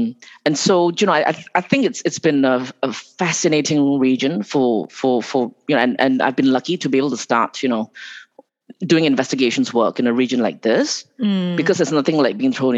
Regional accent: Malaysia; moved away; also born or lived in Singapore / Hong Kong; I was actually born in Malaysia.

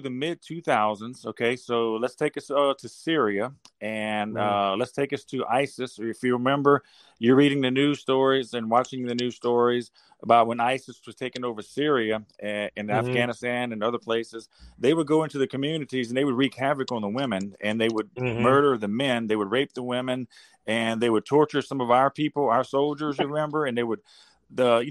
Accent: Baton Rouge, Louisiana, United States; I'm from South Louisiana, United States, of course, and around Baton Rouge

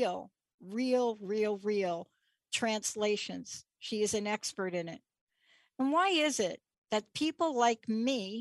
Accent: New York City, New York, United States; I'm a kid from the Bronx. I grew up in New York City

